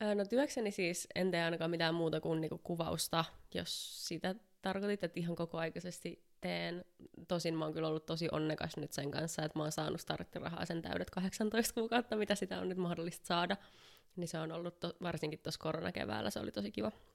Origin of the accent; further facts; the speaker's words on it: Helsinki, Uusimaa, Finland; mä oon helsinkiläinen valokuvaaja